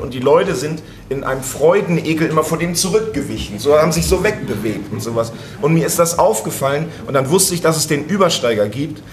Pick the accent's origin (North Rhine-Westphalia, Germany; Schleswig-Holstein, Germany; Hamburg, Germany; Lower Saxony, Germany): Lower Saxony, Germany; Hemmoor; now in Berlin, Germany; Wir sind ja aus Hemmoor anderthalb Stunden hierher gefahren